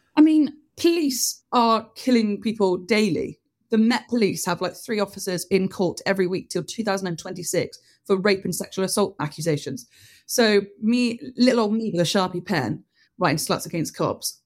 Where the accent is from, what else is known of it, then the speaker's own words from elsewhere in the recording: Bristol, South West England, United Kingdom; also born or lived in Oxford; Bristol. I am Bristol born